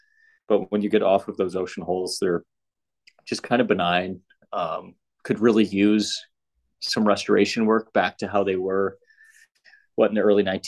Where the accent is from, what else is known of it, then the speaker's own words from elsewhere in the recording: Davenport, Iowa, United States; now in Minnesota, United States; My hometown, Davenport Country Club